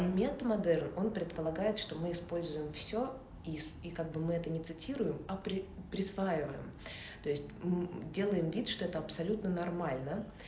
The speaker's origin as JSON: {"language": "Russian", "region": "Saint Petersburg", "country": "Russia", "said": "я из Санкт-Петербурга"}